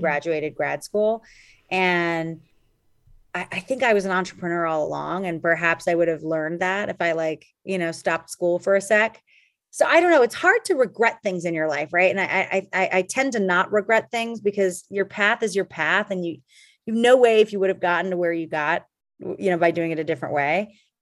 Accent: Calgary, Alberta, Canada; also born or lived in Boston; now in Los Angeles, United States; I grew up in Calgary, Alberta, which is a cold town

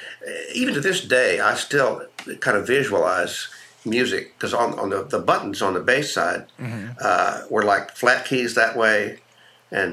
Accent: Houston, Texas, United States; I grew up in Houston

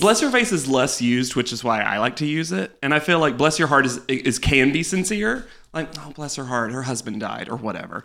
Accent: North Carolina, United States; moved away as an adult; now in New York, United States; I grew up in North Carolina my entire life.

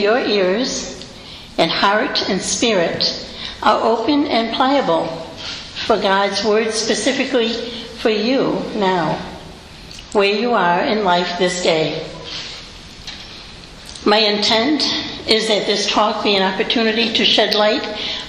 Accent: Rhode Island, United States; moved away as an adult; now in Rochester, United States; I grew up in Rhode Island, and as a cradle Catholic

